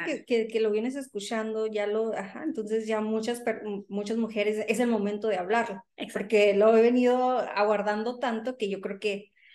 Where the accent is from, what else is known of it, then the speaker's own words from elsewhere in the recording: Sonora, Mexico; now in United States; rockera, sonorense